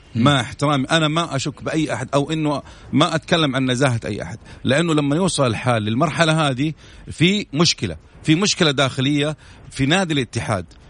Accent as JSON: {"language": "Arabic", "country": "Saudi Arabia", "said": "نحن كمواطنين سعوديين"}